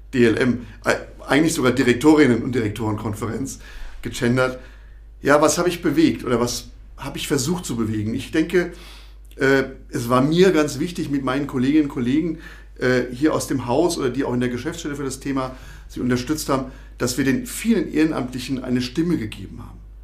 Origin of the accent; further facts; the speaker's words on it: Rhineland-Palatinate, Germany; moved away as an adult; now in Thuringia, Germany; ich komme aus dem Ursprungsland der offenen Kanäle aus Rheinland-Pfalz